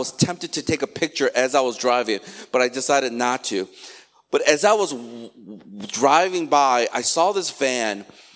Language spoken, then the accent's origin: English; Chicago, Illinois, United States; moved away; Chicago, my hometown where I grew up